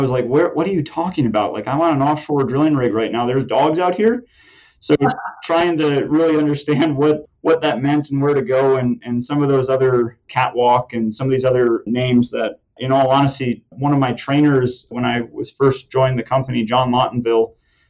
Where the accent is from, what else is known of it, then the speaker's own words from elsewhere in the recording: Minnesota, United States; I grew up in Minnesota, which is definitely not known for their oil and gas at all